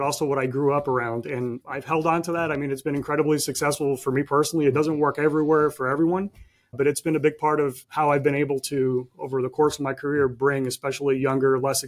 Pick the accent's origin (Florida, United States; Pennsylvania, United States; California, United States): Florida, United States; Miami; I was born and raised in Miami.